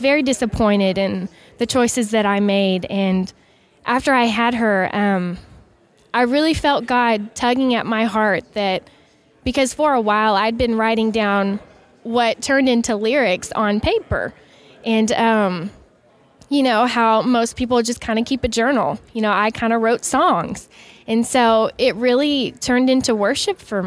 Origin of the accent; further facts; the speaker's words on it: Lampasas, Texas, United States; We're actually from Lampasas, Texas